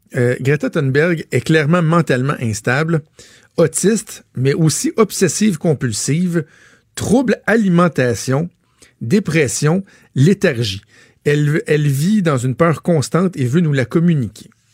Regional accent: Laval, Quebec, Canada; Je suis un fier Lavalois, là, je viens de Laval

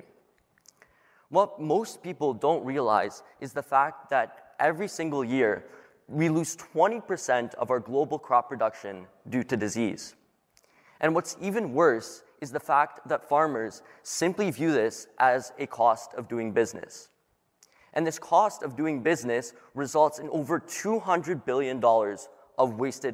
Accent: Toronto, Ontario, Canada; I'm from Toronto, and I'm 17 years old.

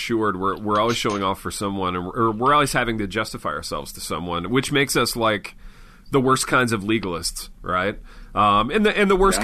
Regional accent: Midwest, United States; this is me speaking as a Midwesterner

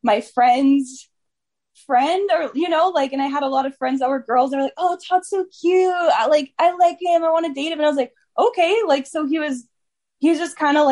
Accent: Edmonton, Alberta, Canada; I came from Edmonton, from the Royal Alex Hospital. My mom birthed me there, and and I've stayed in Edmonton almost the whole rest of my life

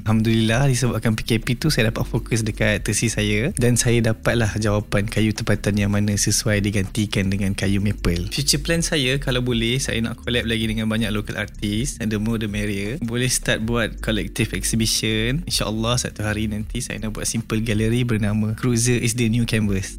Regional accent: Bandar Baru Bangi, Selangor, Malaysia; Saya berasal daripada Bandar Baru Bangi dan menetap pun di Bandar Baru Bangi.

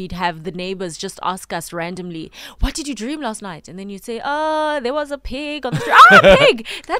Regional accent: Soweto, Gauteng, South Africa; So in Soweto, well, where I grew up in Naledi

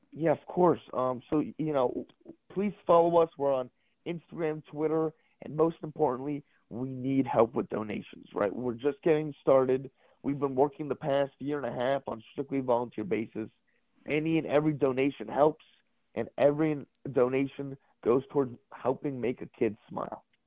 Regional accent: Los Angeles, California, United States; moved away as an adult; I'm from Los Angeles

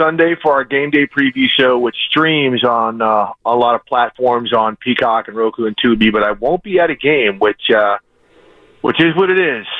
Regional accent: Minneapolis, Minnesota, United States; I grew up in Minneapolis.

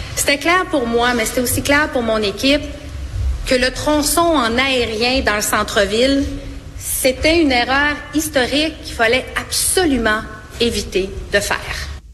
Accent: Abitibi, Quebec, Canada; je viens d'Abitibi

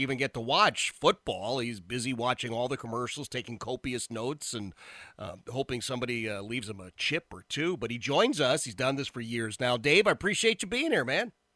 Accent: Philadelphia, Pennsylvania, United States; I grew up in Philadelphia, Philadelphia native

